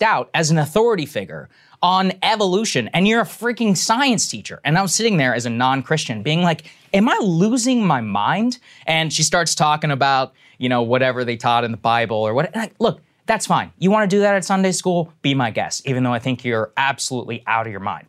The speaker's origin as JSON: {"language": "English", "town": "College Station", "region": "Texas", "country": "United States", "tie": "born or raised there", "said": "I grew up in Texas, I grew up in College Station, Texas."}